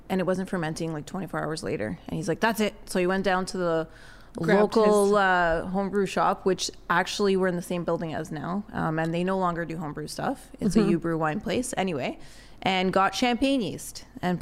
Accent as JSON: {"language": "English", "town": "Toronto", "region": "Ontario", "country": "Canada", "tie": "born or raised there", "said": "I'm actually born originally from Toronto. So born and raised in Toronto"}